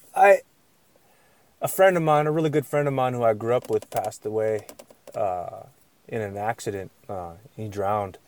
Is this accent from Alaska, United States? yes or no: yes; Yakutat, Alaska, United States; I'm from a village, I'm from Alaskan Village